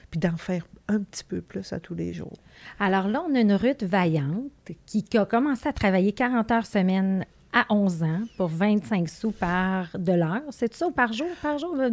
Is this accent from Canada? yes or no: yes; Saguenay, Quebec, Canada; Non, moi, je viens du Saguenay. Du Saguenay. Élevé sur des terres à patates.